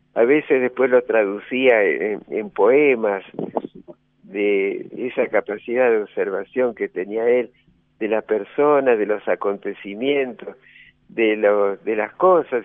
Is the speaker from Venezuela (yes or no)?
no; Rosario, Santa Fe, Argentina; moved away as an adult; also born or lived in San Luis; now in La Rioja, Argentina